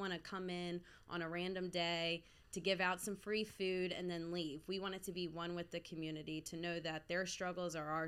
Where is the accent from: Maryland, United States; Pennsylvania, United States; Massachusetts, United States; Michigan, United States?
Maryland, United States; Baltimore; also born or lived in Florida / Nashville, Tennessee; I'm from South Baltimore and grew up downtown.